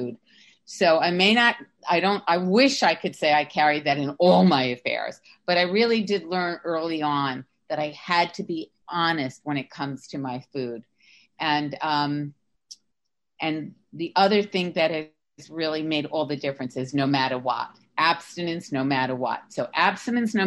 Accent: New York, United States; now in Sarasota, United States; I'm from New York. Right now I'm living in Sarasota, Florida

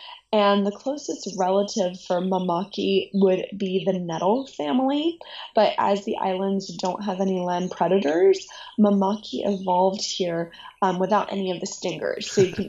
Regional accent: Honolulu, Hawaii, United States; moved away as an adult; also born or lived in United Arab Emirates; I was born and raised in Honolulu on Oahu.

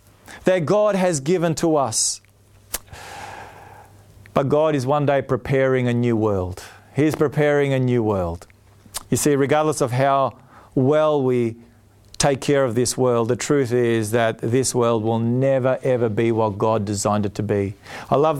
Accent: Australia; also born or lived in Palmerston North, New Zealand; I'm Australian and I was born here

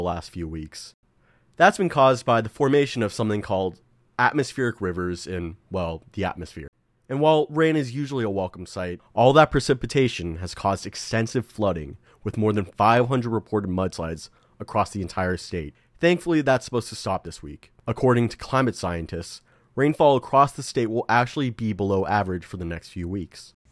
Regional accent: California, United States; now in Evanston, United States; my home state of California

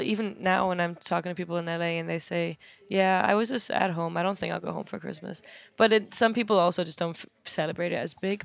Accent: Germany; moved away as an adult; also born or lived in London, United Kingdom; now in Los Angeles, United States; I grew up in Germany.

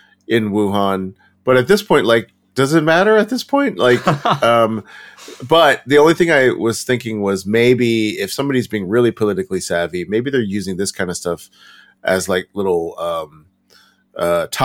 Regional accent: Texas, United States; now in Los Angeles, United States; I grew up in Texas

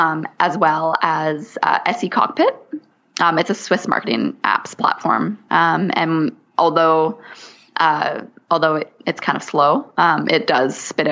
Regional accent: Canada; So I'm Canadian. So I say niche.

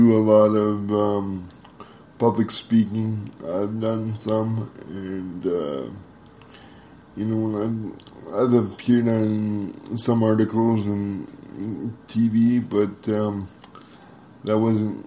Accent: Jamestown, North Dakota, United States; also born or lived in Grafton, North Dakota; right here in Jamestown. Matter of fact, I moved from Grafton, North Dakota, to Jamestown just to go to school

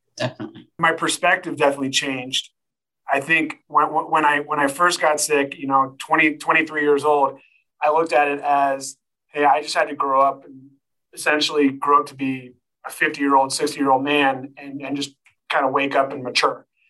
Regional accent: Sacramento, California, United States; moved away as an adult; now in Colorado, United States; Live here in the great state of Colorado, and uh, I'm originally from Sacramento, but uh, I've been fortunate enough to uh, live in Colorado now for shoot almost 15 years now

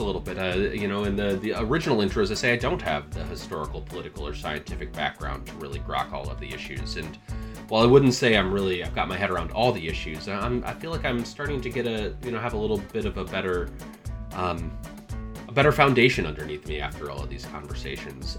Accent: Michigan, United States; moved away; also born or lived in Montana; was born and raised in Michigan

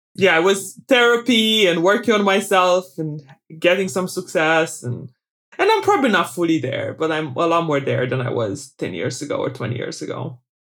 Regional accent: Bacău, Bacău County, Romania; moved away; I was born in Romania during communism, uh, in a small town called Bakau, which is in the Moldavia part of Romania.

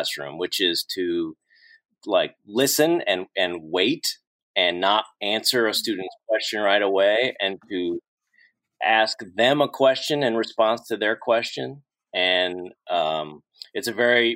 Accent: St. Louis, Missouri, United States; moved away; I was from St. Louis. So I came to St. Louis on a 3-year contract.

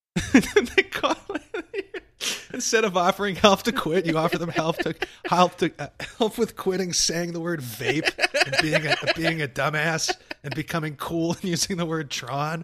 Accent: Arkansas, United States; I grew up in Arkansas

